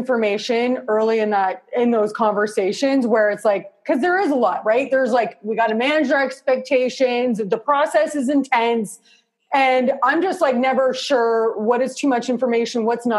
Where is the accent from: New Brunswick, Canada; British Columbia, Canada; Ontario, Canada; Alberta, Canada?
Ontario, Canada; Toronto; I'm from Canada. Yeah, Toronto.